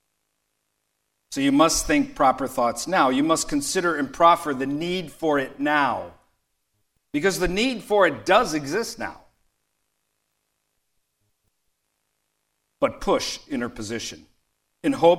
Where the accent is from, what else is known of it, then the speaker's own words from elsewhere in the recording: Detroit, Michigan, United States; I grew up amongst leftists in Detroit